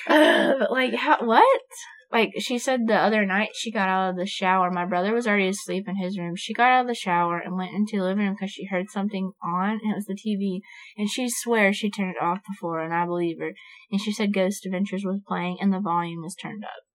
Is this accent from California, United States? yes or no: no; Florida, United States; moved away; I'm from Florida. My mom still lives there. My hometown is rough.